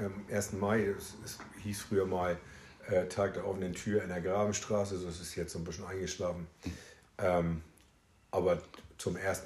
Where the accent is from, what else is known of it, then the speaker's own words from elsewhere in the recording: Meldorf, Schleswig-Holstein, Germany; also born or lived in Augsburg; Also tatsächlich auch in Meldorf geboren